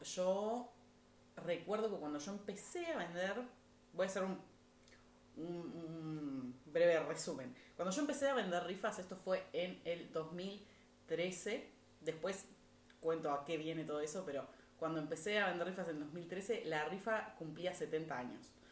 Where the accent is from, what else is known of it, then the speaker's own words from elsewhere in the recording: Montevideo, Uruguay; los padres de mis abuelos también son uruguayos